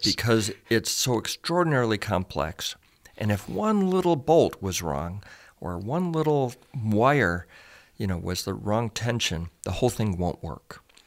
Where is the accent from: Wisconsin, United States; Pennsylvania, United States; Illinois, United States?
Illinois, United States; Chicago; moved away as an adult; also born or lived in Pasadena; I grew up in Chicago